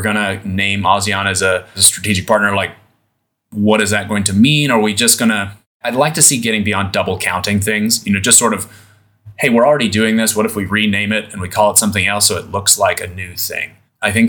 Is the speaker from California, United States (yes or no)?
no; Idaho, United States; now in Southeast Asia; I'm from Idaho originally